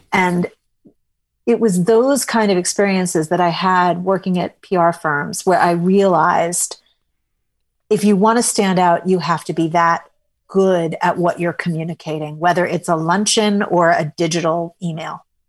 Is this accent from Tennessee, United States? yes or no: no; New York City, New York, United States; I was a sophisticated enough kid growing up in New York City